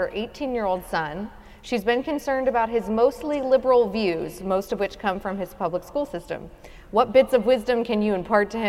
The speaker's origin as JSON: {"language": "English", "region": "Oklahoma", "country": "United States", "said": "I'm from Oklahoma"}